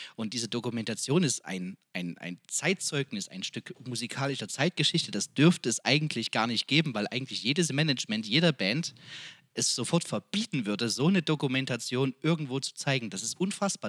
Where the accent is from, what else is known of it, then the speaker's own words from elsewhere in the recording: Freiberg, Saxony, Germany; kaum ein Haus in Freiberg, wo da noch kein äh, äh, Innenhof oder Außenhof oder keine Kneipe, wo wir nicht gesungen haben als Jugendliche und junge Erwachsene